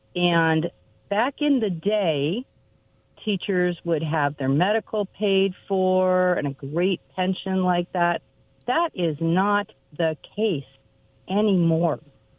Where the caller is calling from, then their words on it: Kennewick, Washington, United States; Hi, this is …, and I live in Kennewick.